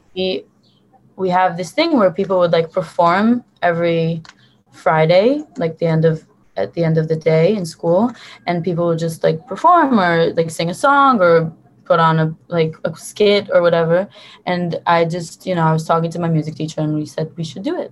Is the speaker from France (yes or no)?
no; Tel Aviv, Tel Aviv District, Israel; also born or lived in Hoboken, New Jersey, United States; I was born and raised in Tel Aviv in Israel